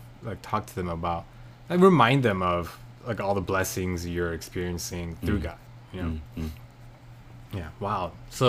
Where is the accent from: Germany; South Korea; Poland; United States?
South Korea; born there; first language Korean; English is a second language; moved away; Thankfully, I wasn't born here. I was born in Korea, so mm-hmm. I still retain a fair bit of Korean to be able to converse with my parents.